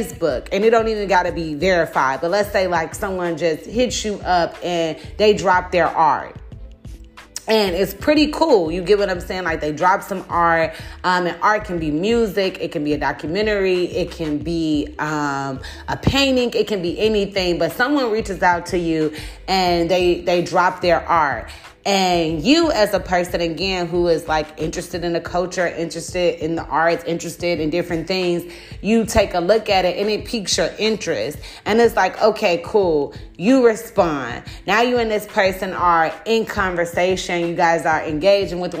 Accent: Chicago, Illinois, United States; I'm from Chicago and am a part of, like, the quote-unquote art scene

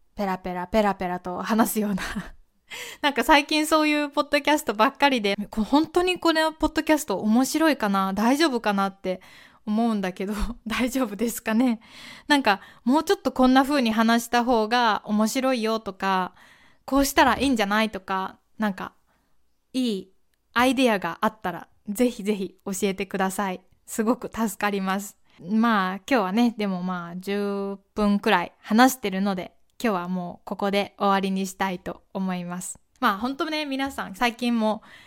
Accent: Kyoto, Japan; この私みたいな京都出身の人

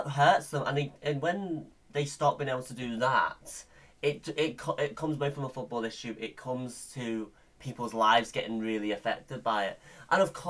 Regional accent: Scotland, United Kingdom; we're both from Scotland

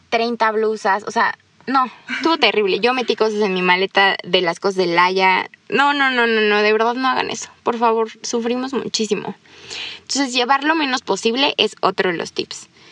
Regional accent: Mexico; yo soy de México

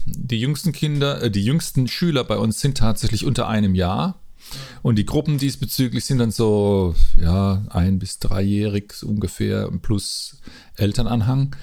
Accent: Mannheim, Baden-Württemberg, Germany; moved away as an adult; now in Rimbach, Germany; Ich bin eigentlich ein Mannheimer oder ein Mannemer, wie man sagt. Und äh, ich hab, seit 2000 lebe ich hier im Odenwald in Rimbach

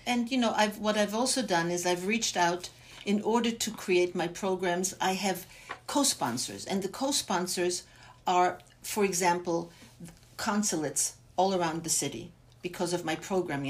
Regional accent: Bavaria, Germany; now in Los Angeles, United States; I was born and raised in Germany, in my parents were Holocaust survivors, and I was raised in three different displaced persons camps in Bavaria

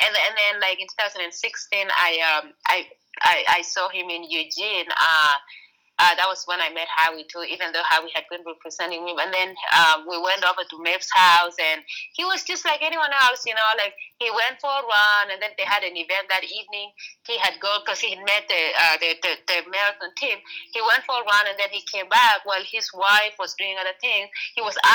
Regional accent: Kenya; moved away; I grew up in Kenya

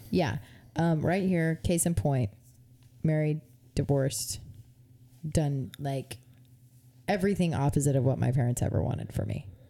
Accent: United States; I love being an American citizen

